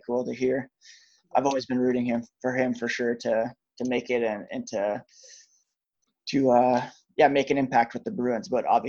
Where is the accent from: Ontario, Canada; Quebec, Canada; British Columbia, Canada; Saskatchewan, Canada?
Ontario, Canada; the town that I grew up in Ontario